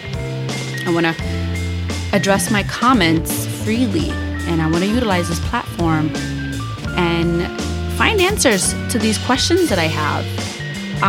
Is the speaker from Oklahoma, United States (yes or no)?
no; New York City, New York, United States; I'm from New York City